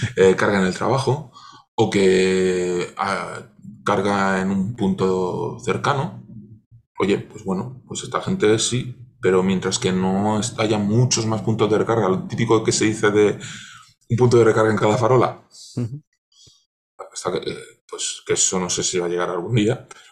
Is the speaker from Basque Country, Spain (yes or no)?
no; Cartagena, Region of Murcia, Spain; cerca de donde yo nací, yo soy de Cartagena